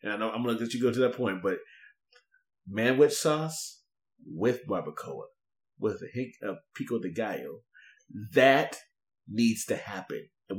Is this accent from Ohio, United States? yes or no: yes; Ohio, United States; Yeah, I know, but I'm from Ohio.